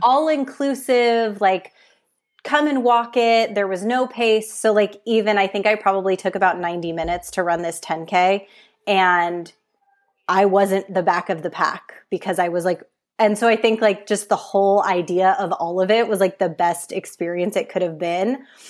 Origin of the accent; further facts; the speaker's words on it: San Francisco Bay Area, California, United States; now in San Diego, United States; I grew up in the San Francisco Bay Area and lived there until about two years ago, and then we relocated